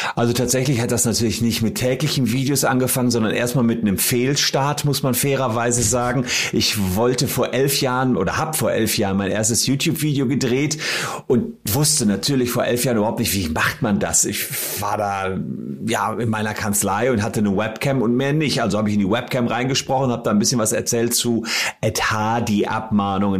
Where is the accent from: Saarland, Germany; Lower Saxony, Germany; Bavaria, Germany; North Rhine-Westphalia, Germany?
North Rhine-Westphalia, Germany; Gevelsberg; in meiner Heimatstadt Gefelsberg